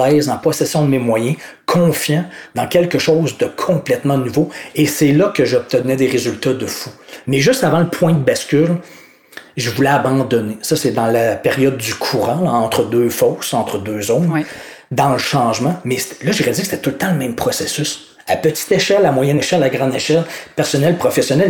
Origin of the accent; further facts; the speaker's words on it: Quebec, Canada; accent: Québécois; en tant que Québécois